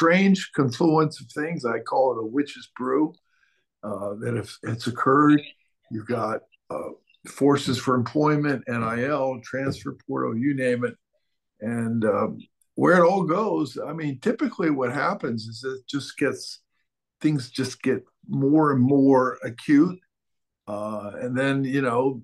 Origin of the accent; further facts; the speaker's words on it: Buffalo, New York, United States; the team in the NBA, the Buffalo Braves, that drafted me was from my hometown